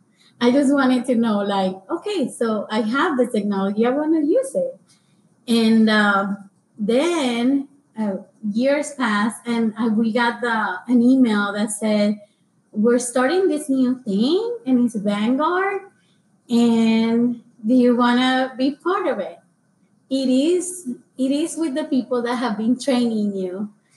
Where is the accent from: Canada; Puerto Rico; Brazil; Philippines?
Puerto Rico; moved away; So for me, the application process was like, I came from Puerto Rico in 2008, and I came from book and pencil and pen to, I have a computer, like, I have a computer.